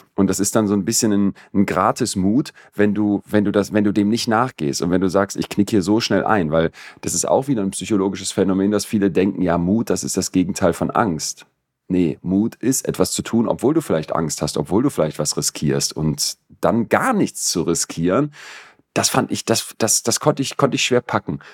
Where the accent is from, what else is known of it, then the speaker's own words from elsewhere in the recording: Solingen, North Rhine-Westphalia, Germany; als wir so 15 waren und so Pubertisten in Solingen, wo ich aufgewachsen bin